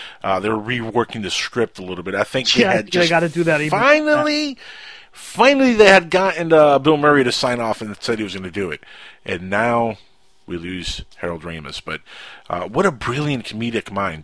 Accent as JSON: {"language": "English", "country": "Cuba", "accent": "Cuban", "said": "my Cuban accent."}